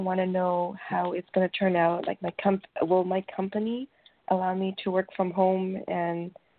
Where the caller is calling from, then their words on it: Canada; I'm calling from Canada.